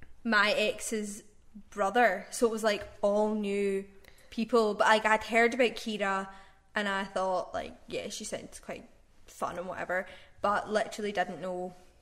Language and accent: English; Glasgow, Scotland, United Kingdom; also born or lived in Aberdeen; We're both from the Glasgow area.